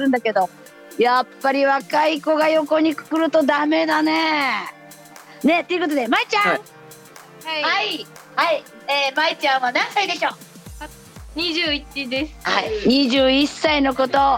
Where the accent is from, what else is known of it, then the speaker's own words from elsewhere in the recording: Ehime, Japan; 愛媛地元にね今治っていうところに帰ってきたんです